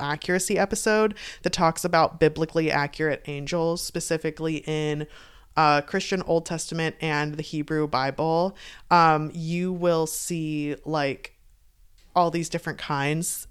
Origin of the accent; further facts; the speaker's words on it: United States; we're American, but our heritage is, uh, Irish